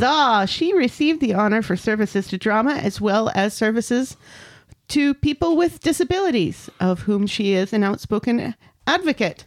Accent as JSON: {"language": "English", "country": "United States", "accent": "American", "said": "I'm an American"}